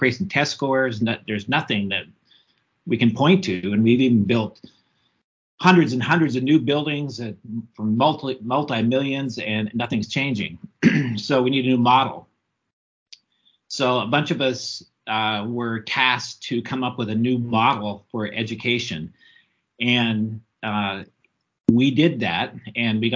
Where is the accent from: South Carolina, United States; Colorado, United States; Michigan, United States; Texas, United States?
Colorado, United States; Southern; moved away as an adult; also born or lived in Alaska; When I grew up in Southern Colorado